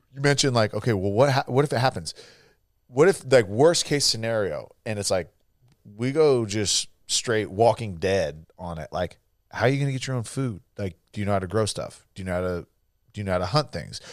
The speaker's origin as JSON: {"language": "English", "region": "California", "country": "United States", "tie": "born or raised there", "moved": "yes", "lives_now": "Texas, United States", "said": "growing up in California that's, you know, very anti-gun, and then moving to Texas"}